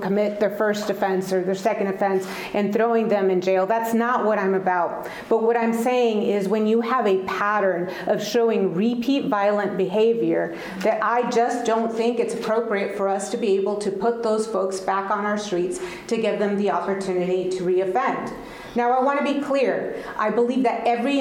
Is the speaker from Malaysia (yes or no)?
no; El Paso, Texas, United States; first language Spanish; English is a second language; moved away as an adult; now in Indianapolis, United States; I grew up in El Paso, Texas. I spoke Spanish and later learned English when I went